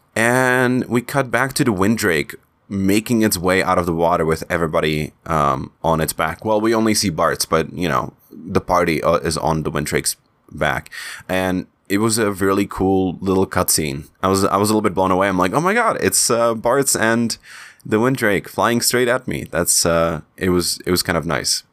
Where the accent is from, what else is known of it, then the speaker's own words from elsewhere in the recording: Czechia; accent: Czech; first language Czech; English is a second language; in Czech in my, in my native language